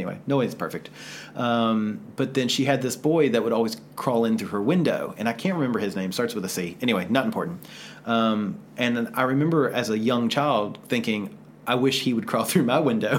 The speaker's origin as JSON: {"language": "English", "region": "the South", "country": "United States", "tie": "born or raised there", "said": "growing up in the South"}